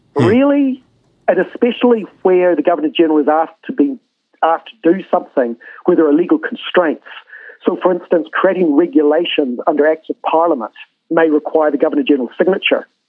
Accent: New Zealand

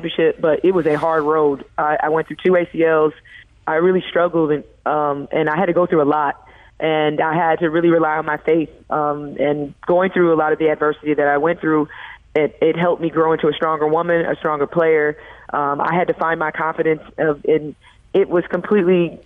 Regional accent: St. Louis, Missouri, United States; moved away; my hometown

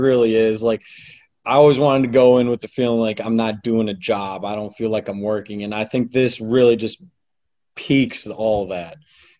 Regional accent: Milwaukee, Wisconsin, United States; now in Winston-Salem, United States; I spent 5 years at Wisconsin. I bled that Cardinal in white and was born and raised in Milwaukee. And now, right after graduation, 2 weeks exactly after, I find my way down to Winston-Salem, North Carolina.

